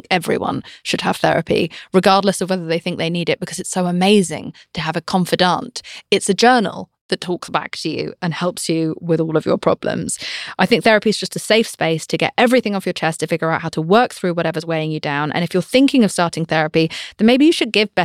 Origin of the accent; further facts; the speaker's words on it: United Kingdom; I'm British.